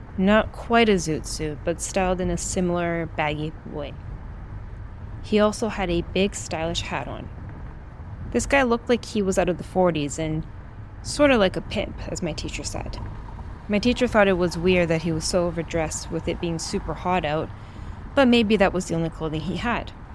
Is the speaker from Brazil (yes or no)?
yes; Brazil; moved away; my home country of Brazil